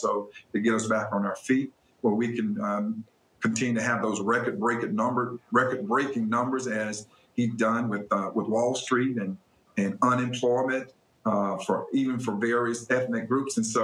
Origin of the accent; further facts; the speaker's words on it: the South, United States; I was born and reared in the South